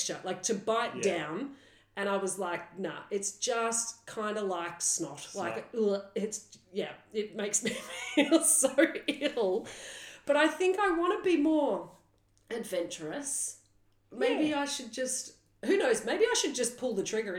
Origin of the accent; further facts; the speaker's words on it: Australia; we're Australian